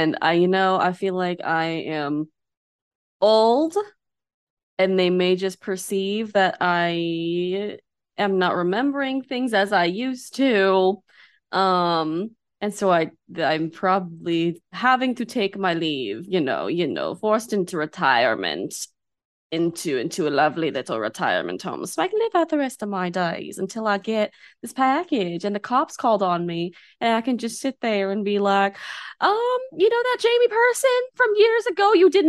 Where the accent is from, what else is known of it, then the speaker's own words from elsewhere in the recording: Canada; right. I'm from Canada.